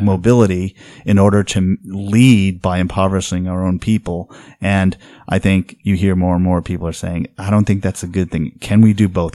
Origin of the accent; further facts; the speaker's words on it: New England, United States; now in Oregon, United States; I come from New England